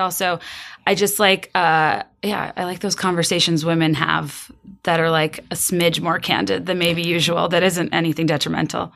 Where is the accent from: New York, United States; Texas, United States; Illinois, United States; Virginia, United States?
Virginia, United States; now in Chicago, United States; I'm from Virginia. I live in Chicago now.